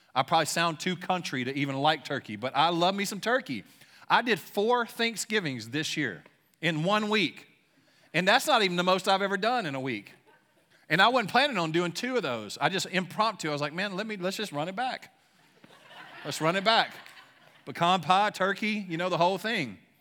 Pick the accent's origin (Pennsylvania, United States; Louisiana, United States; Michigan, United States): Louisiana, United States; now in Shawnee, United States; I'm from Louisiana, but I, I currently live in Shawnee